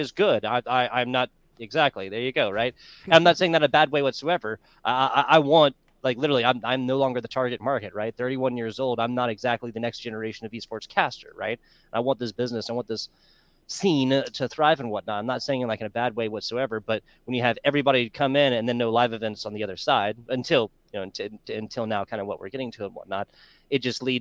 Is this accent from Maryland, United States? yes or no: no; South Carolina, United States; moved away; South Carolina, born and raised